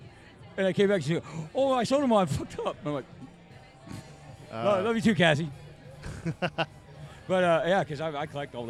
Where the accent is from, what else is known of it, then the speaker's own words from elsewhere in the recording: Bay Area, California, United States; when I grew up in the Bay Area.